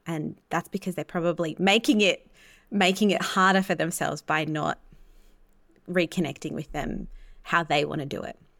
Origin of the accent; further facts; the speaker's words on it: Australia; being Australian